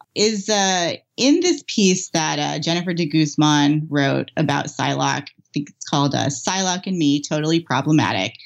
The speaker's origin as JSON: {"language": "English", "country": "United States", "tie": "born or raised there", "said": "I am the third generation of Japanese American family born here"}